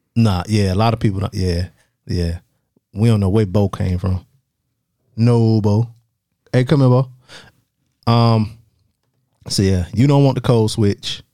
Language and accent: English; the South, United States; accent: Southern; people know I'm from the South when I talk